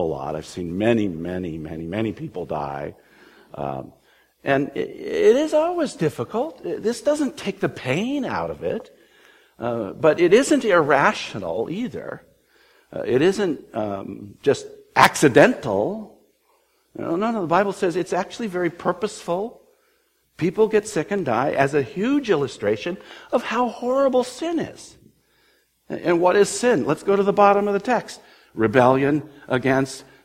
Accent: California, United States; I grew up in California

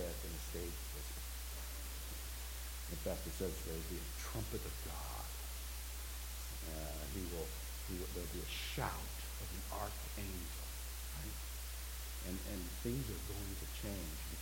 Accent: United States; I'm an American

